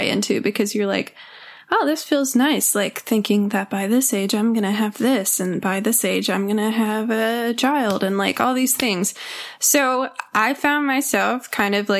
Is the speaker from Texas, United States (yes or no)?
yes; Texas, United States; I grew up in Texas and it's a great place to grow up.